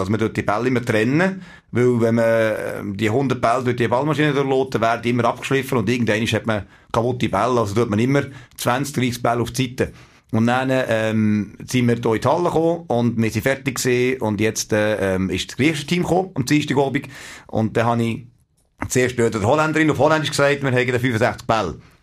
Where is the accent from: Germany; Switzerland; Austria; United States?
Switzerland; wir als Schweizer